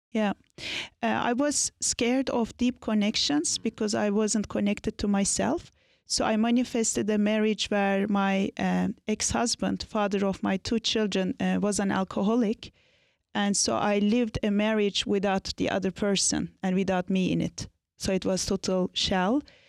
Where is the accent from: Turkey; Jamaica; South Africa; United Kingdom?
Turkey; Anatolia; I was born and raised in Turkey, in Anatolia.